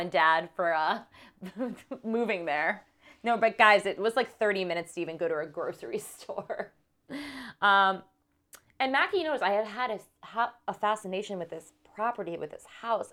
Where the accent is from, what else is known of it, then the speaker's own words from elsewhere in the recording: New York City, New York, United States; also born or lived in Accord, New York; I grew up in New York City, in Manhattan, but when I was about four, going on five, my parents, they bought a house in a place called Accord, New York